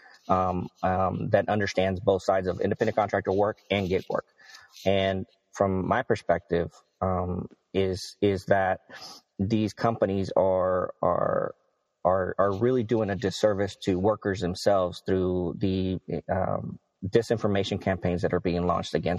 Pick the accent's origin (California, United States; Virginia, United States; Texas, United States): Texas, United States; I grew up in Texas, and we don't have a real, you know, presence of unions here